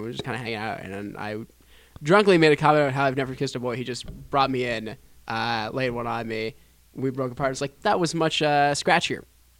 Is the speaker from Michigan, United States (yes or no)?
no; New Jersey, United States